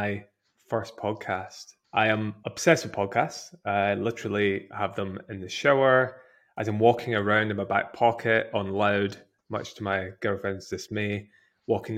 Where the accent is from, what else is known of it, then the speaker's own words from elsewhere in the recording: Scotland, United Kingdom; being Scottish